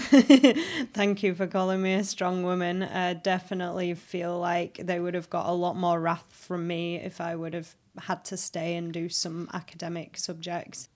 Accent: Halifax, Yorkshire and the Humber, United Kingdom; moved away as an adult; also born or lived in High Wycombe / London / Australia; I was born in High Wycombe. But I grew up in Halifax

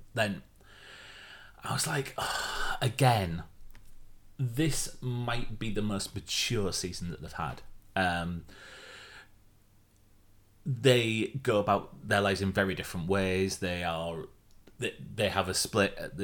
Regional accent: Yorkshire and the Humber, United Kingdom; as a Yorkshireman

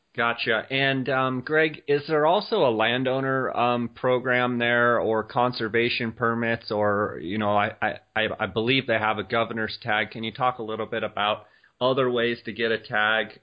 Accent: Arizona, United States; here in my home state of Arizona

